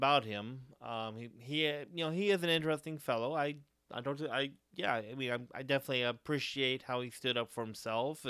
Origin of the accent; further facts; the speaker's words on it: Dos Palos, California, United States; My hometown here, Dos Palos, doesn't have a community theater